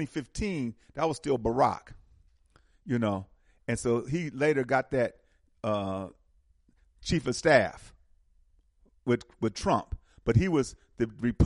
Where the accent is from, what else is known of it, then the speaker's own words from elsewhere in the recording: Milwaukee, Wisconsin, United States; I'm from Milwaukee, Wisconsin